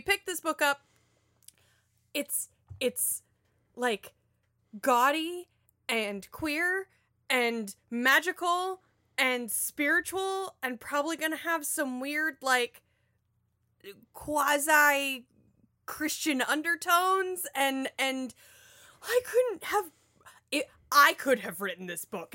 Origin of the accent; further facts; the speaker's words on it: Florida, United States; I'm from Florida.